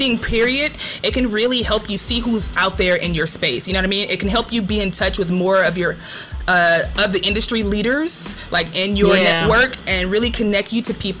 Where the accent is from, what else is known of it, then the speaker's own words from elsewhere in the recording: Compton, California, United States; moved away; I'm from Compton.